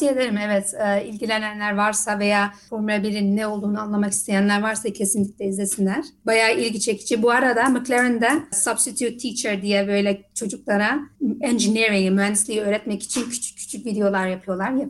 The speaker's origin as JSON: {"language": "Turkish", "region": "Isparta", "country": "Turkey", "lives_now": "Netherlands", "said": "Ben Ispartalıyım."}